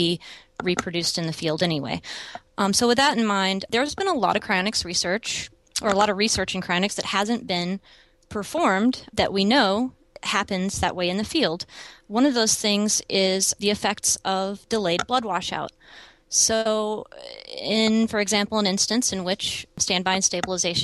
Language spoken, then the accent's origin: English; East Texas, United States; moved away as an adult; also born or lived in Dallas, Texas / Arizona; now in Portland, United States; I was born and raised in East Texas